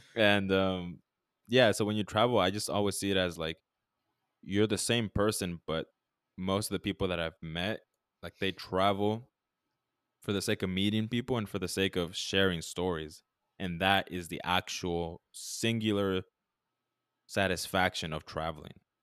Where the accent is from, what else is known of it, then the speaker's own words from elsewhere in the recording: United States; as American tourists